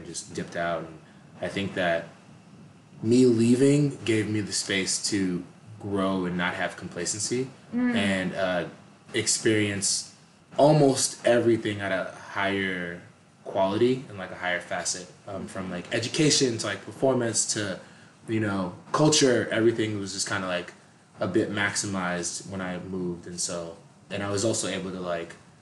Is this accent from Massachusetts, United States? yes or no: yes; Boston, Massachusetts, United States; also born or lived in Tampa, Florida; now in Los Angeles, United States; I was born and raised in Massachusetts